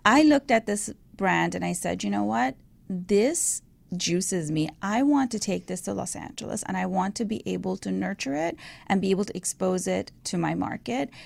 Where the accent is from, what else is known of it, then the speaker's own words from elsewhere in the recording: Iran; moved away; I was raised in Iran